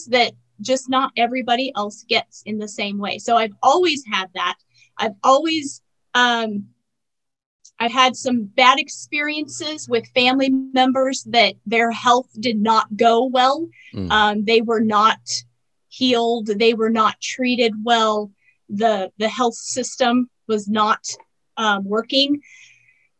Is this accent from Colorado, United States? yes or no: yes; Colorado, United States; also born or lived in Grand Junction, Colorado; I am a Colorado native, which there aren't a whole lot of us. But I was born in Colorado and I still live in Colorado.